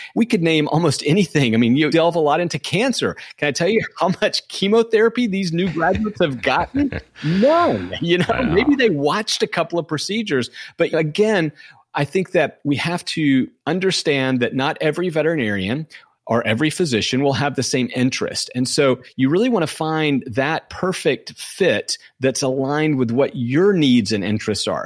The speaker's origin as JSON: {"language": "English", "region": "Southwest Georgia", "country": "United States", "tie": "born or raised there", "moved": "yes", "said": "I grew up in Southwest Georgia"}